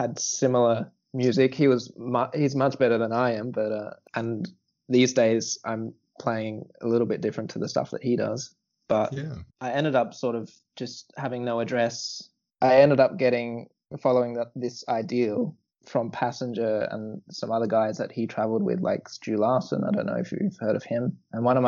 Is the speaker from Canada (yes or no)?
no; New South Wales, Australia; moved away as an adult; also born or lived in Newcastle, New South Wales / Melbourne / London; now in Hamburg, Germany; I grew up in the countryside of New South Wales in Australia, in a really small town. And then my family moved to Newcastle, which is 2 hours north of Sydney.